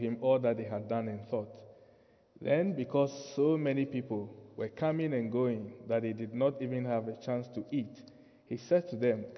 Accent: Ghana; you need to work a little bit to understand my accent and my pronunciation because I'm from Ghana. I'm not English, I'm Ghanaian.

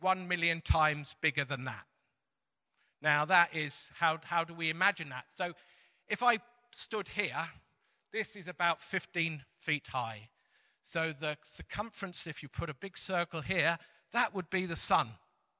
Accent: Teesside, North East England, United Kingdom; we're from Teesside

